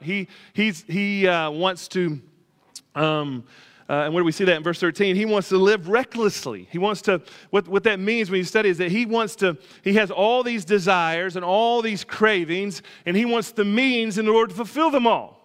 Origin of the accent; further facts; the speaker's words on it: Alabama, United States; I grew up in Alabama